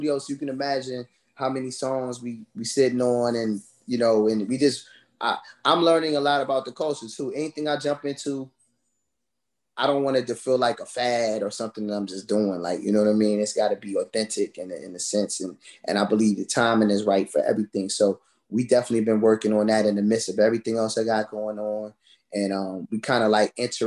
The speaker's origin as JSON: {"language": "English", "town": "Washington", "region": "District of Columbia", "country": "United States", "tie": "born or raised there", "also_born_or_lived": "Orange, New Jersey", "said": "I was born in Orange, New Jersey, and I grew up here, you know, in the DMV area"}